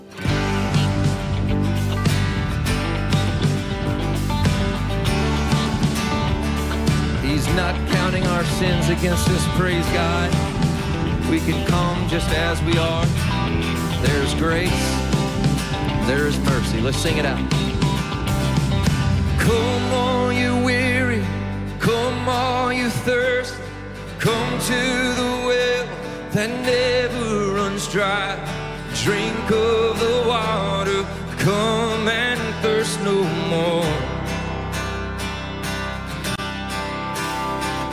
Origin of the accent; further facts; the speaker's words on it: East Texas, United States; moved away; I grew up in East Texas